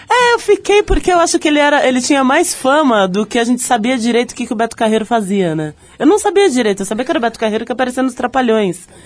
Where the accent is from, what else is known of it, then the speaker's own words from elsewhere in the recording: São Lourenço, Minas Gerais, Brazil; moved away as an adult; now in São Paulo, Brazil; eu sou de São Lourenço, né? Do, cresci em São Lourenço, então falo que eu sou de lá no sul de Minas